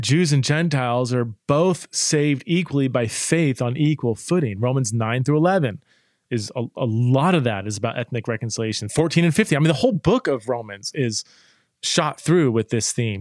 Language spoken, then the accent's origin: English; Boise, Idaho, United States; born or raised there